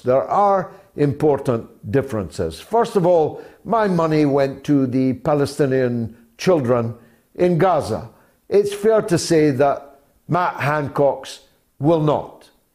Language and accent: English; Scotland, United Kingdom; as a Scotsman